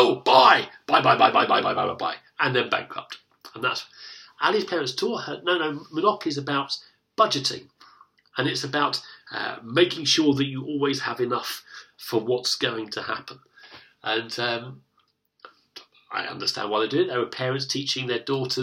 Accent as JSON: {"language": "English", "country": "United Kingdom", "tie": "born or raised there", "said": "the difficulty that I have as a British man is that I've been brought up to be self-reliant. I've been brought up in a nation that's lucky enough to have the welfare state."}